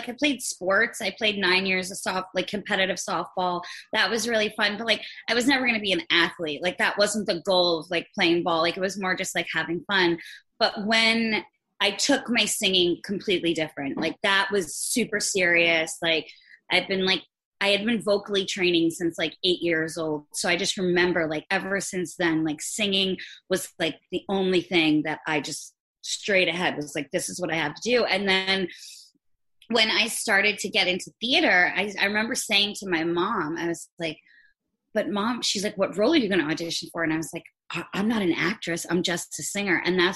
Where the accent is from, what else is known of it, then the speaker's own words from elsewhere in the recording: Long Island, New York, United States; moved away as an adult; also born or lived in Great Neck; now in Los Angeles, United States; I'm originally from Long Island. I miss it